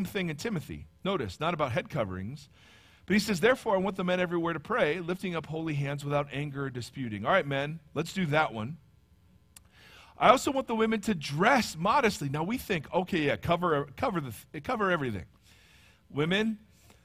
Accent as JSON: {"language": "English", "region": "Ohio", "country": "United States", "accent": "Midwestern", "moved": "yes", "said": "Midwestern, I'm from Ohio"}